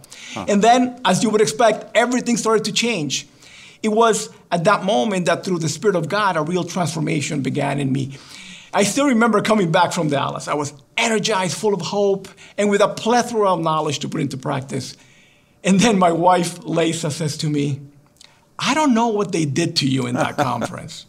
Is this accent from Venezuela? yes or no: yes; Venezuela; moved away as an adult; also born or lived in Los Angeles, California, United States / Guatemala / New York City, United States; now in United States; my family moved back to Guatemala and then later to Venezuela, which is where I grew up.